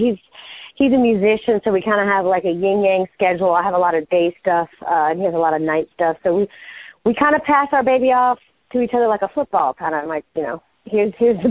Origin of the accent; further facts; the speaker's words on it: United States; my hometown people, Carolina people